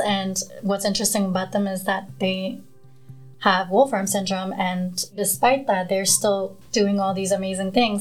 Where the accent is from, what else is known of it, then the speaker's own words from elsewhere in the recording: New York City, New York, United States; also born or lived in Nepal; So moving to Queens, New York